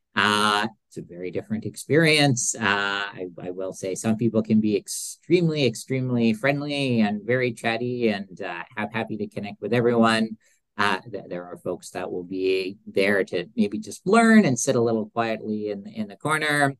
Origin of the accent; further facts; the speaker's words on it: Edmonton, Alberta, Canada; being from Edmonton